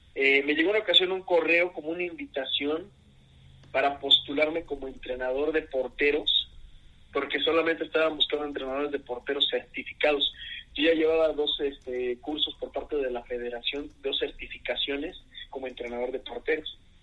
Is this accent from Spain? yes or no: no; Mexico City, Mexico; also born or lived in Querétaro; soy de la Ciudad de México, eh, ya por mucho tiempo aquí viviendo